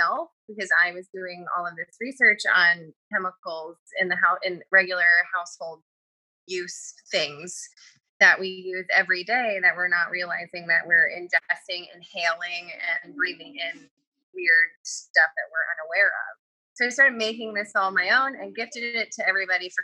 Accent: Troy, New York, United States; This is where I'm from. Troy, New York

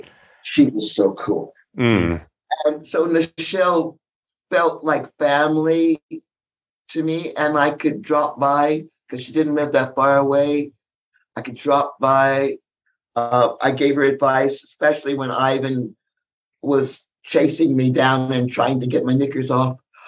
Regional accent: San Diego, California, United States; born there; I was born in the South, San Diego.

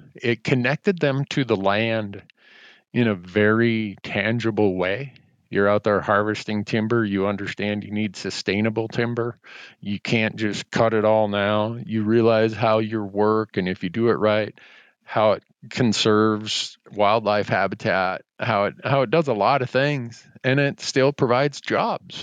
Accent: Big Falls, Minnesota, United States; moved away; I grew up in Big Falls, Minnesota

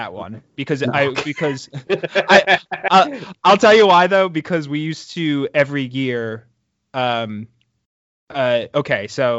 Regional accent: New Jersey, United States; because I grew up in New Jersey.

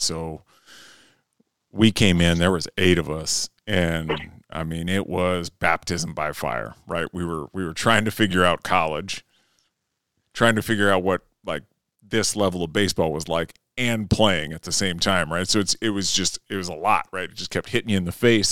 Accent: Fairmont, Minnesota, United States; I grew up in Fairmont, Minnesota

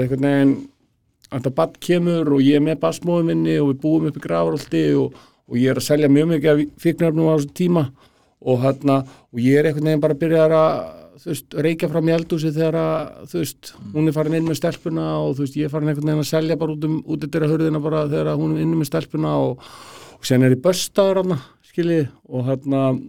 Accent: Garðabær, Capital Region, Iceland; ég er alveg upp í Garðabæi

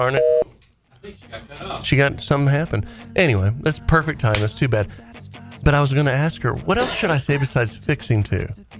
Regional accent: Dallas, Texas, United States; also born or lived in Fort Worth; I'm from I'm from Dallas

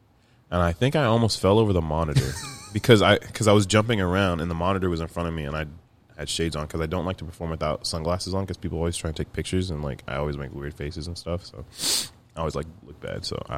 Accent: Broken Arrow, Oklahoma, United States; I'm from here. I'm from Broken Arrow.

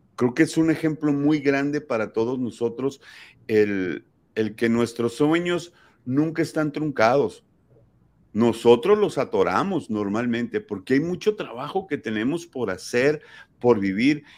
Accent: Sonora, Mexico; y lo dije como sonorense

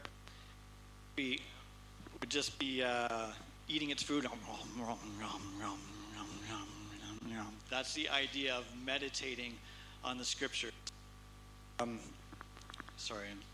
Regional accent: a small town north of Toronto, Ontario, Canada; moved away as an adult; also born or lived in Kitale, Kenya; now in Kenya; I grew up in a small town north of Toronto, Canada

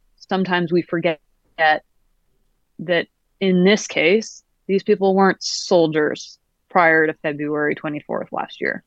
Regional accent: Canada; I was born in Canada

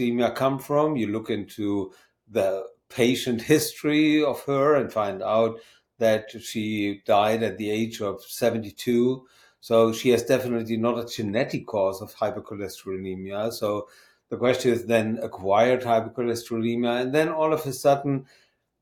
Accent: Germany; moved away as an adult; now in Maine, United States; I'm from Germany

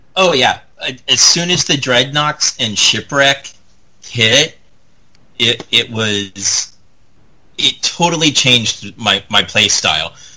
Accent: Indiana, United States; where I grew up in Indiana

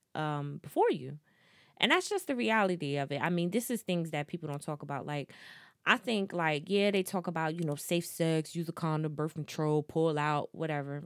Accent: New Jersey, United States; I'm from Jersey

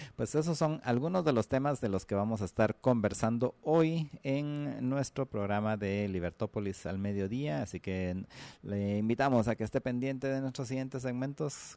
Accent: Guatemala

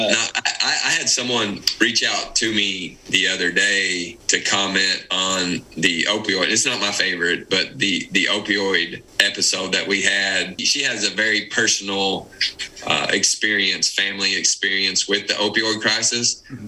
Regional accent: Pineville, Kentucky, United States; moved away; we're from Pineville, Kentucky.

